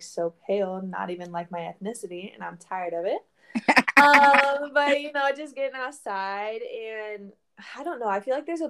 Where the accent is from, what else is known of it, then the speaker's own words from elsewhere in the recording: Florida, United States; moved away as an adult; now in Virginia Beach, United States; I was raised in Florida